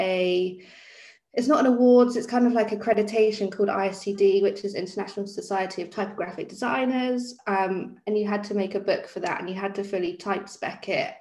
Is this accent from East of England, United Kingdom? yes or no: yes; Norwich, East of England, United Kingdom; moved away as an adult; also born or lived in Bournemouth / London; I grew up in Norwich, went down to Bournemouth to study and then to London like everyone else does. And then moved back a couple of years ago